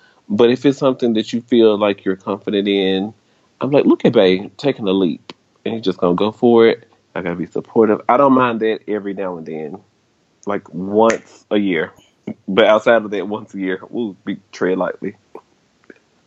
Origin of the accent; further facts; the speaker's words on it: Memphis, Tennessee, United States; I am from Memphis, Tennessee.